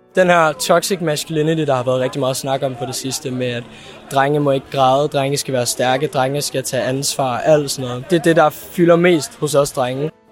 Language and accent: Danish; Copenhagen, Capital Region of Denmark, Denmark; jeg kommer fra Valby og er 17 år gammel